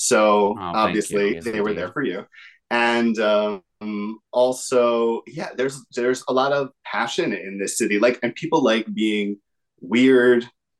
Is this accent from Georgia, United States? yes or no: no; outside of Philadelphia, Pennsylvania, United States; moved away as an adult; also born or lived in New York; I grew up outside of Philly. You know, I lived in New York for a long time, but yeah. I moved back to Philly to be near family and to make music here.